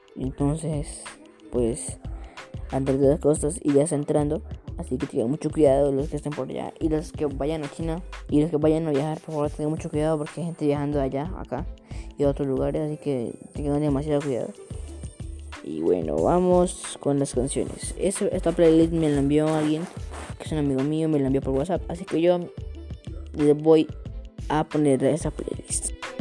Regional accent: Colombia; Yo soy de Colombia

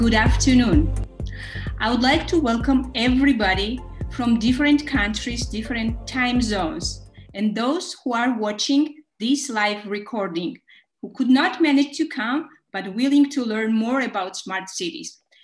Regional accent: Georgia; I'm originally from Georgia

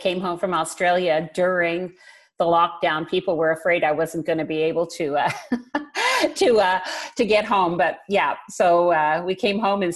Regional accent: Vancouver, British Columbia, Canada; I was born and raised in Vancouver. This has been home all of my life.

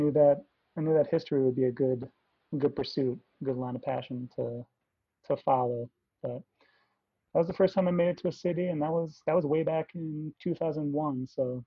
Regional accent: New England, Connecticut, United States; moved away as an adult; also born or lived in Boston, Massachusetts; I grew up in New England, spent my first 18 years there, fairly unassuming life, pretty privileged life, small town, suburban America, hadn't really stepped foot in any city larger than Hartford, Connecticut, the capital there in Connecticut.

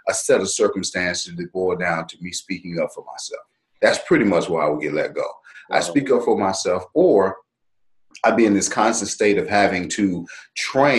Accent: Dallas, Texas, United States; Born and raised in Dallas, Texas

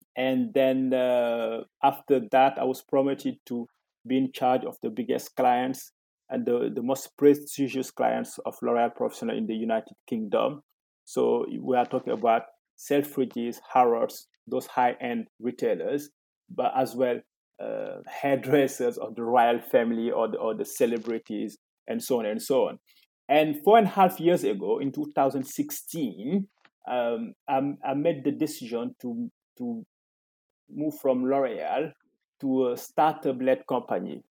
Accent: Senegal; moved away as an adult; also born or lived in Ivory Coast; now in France; I was born in Senegal and I lived there until the age of 12.

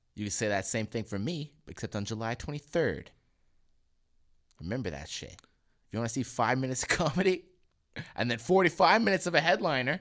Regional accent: Selkirk, Manitoba, Canada; from where I'm from, fucking Selkirk

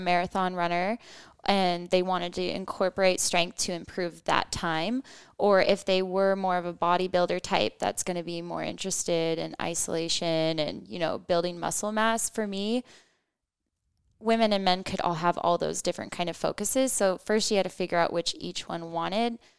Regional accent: United States; we're American

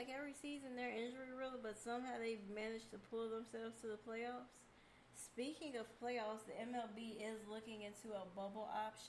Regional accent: San Diego County, California, United States; I grew up not in San Diego, but I grew up in San Diego County

